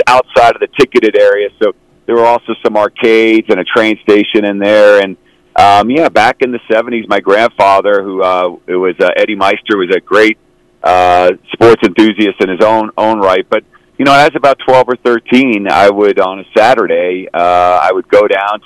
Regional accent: Boston, Massachusetts, United States; growing up in Boston

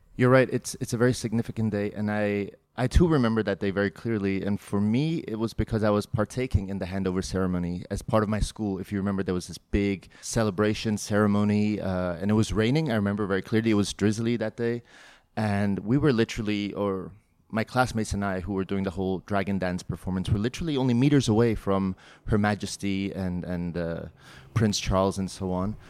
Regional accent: Hong Kong; I was born and raised in Hong Kong, and I consider the city home

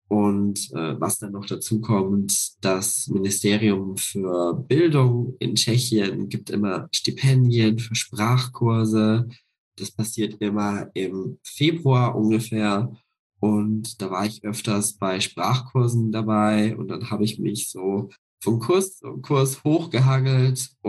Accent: near Passau, Lower Bavaria, Germany; moved away as an adult; now in Leipzig, Germany; Ich bin ja in Niederbayern aufgewachsen, in der Nähe von Passau.

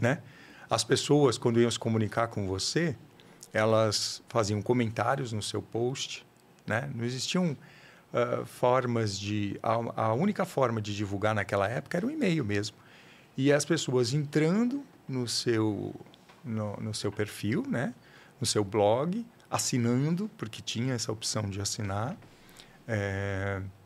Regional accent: São Paulo, Brazil; Eu sou de uma, de um, aqui de São Paulo mesmo

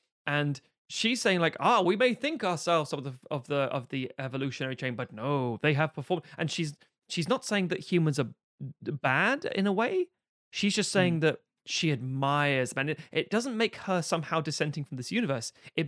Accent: Buenos Aires, Argentina; And again, I'm from Buenos Aires. I say kill them all.

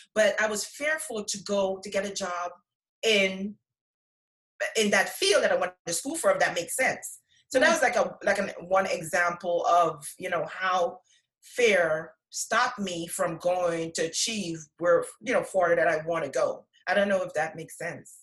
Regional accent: Guyana; now in United States; I'm from Guyana

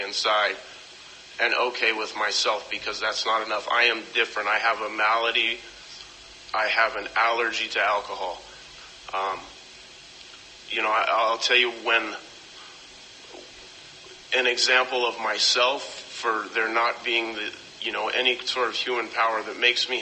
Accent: Las Vegas, Nevada, United States; now in Oceanside, United States; I grew up in Las Vegas

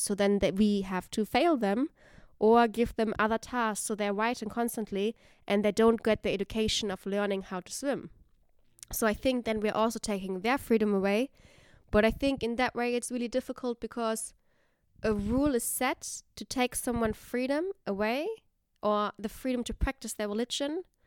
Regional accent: Germany; moved away as an adult; now in Netherlands; growing up in Germany

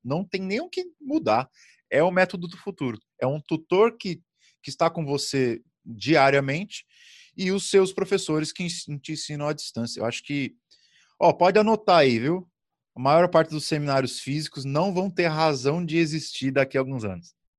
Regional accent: Brazil; Como bom brasileiro que sou

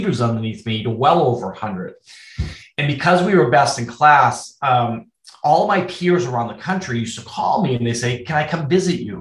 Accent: Boston, Massachusetts, United States; moved away; I'm from Boston originally

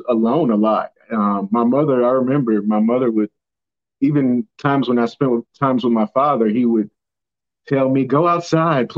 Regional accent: Miami, Florida, United States; also born or lived in St. Louis, Missouri; at the age of 9 years old, we left St. Louis And we moved to Miami, Florida

